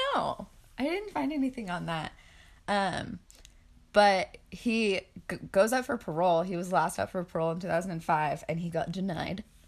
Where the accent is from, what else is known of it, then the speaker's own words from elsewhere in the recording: Boise, Idaho, United States; we are from Boise.